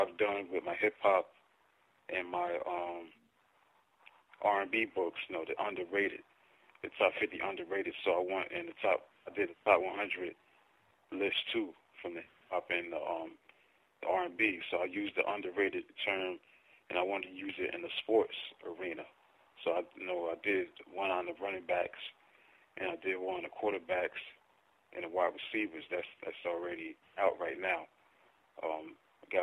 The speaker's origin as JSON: {"language": "English", "town": "Paterson", "region": "New Jersey", "country": "United States", "tie": "born or raised there", "said": "I'm from Paterson, New Jersey. I graduated Eastside High School in 1997"}